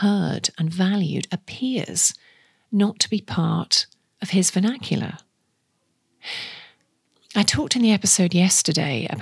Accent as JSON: {"language": "English", "area": "the Northeast", "region": "North East England", "country": "United Kingdom", "moved": "yes", "said": "I'm from the Northeast myself, with family and friends still there"}